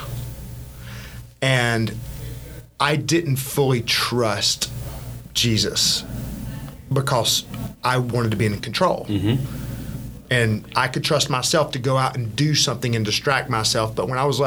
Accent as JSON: {"language": "English", "town": "Birmingham", "region": "Alabama", "country": "United States", "tie": "born or raised there", "moved": "as an adult", "lives_now": "Atlanta, United States", "said": "I grew up in Birmingham, Alabama"}